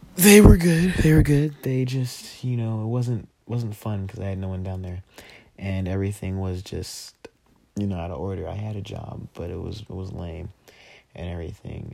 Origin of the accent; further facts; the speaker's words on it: Denver, Colorado, United States; also born or lived in Texas; I was born in Denver